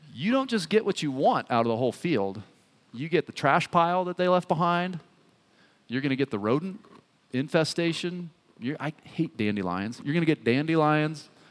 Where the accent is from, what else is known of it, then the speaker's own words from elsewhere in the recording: Boulder, Colorado, United States; also born or lived in Menlo Park, California; I was born in Boulder. I'm, you know, an American and I love it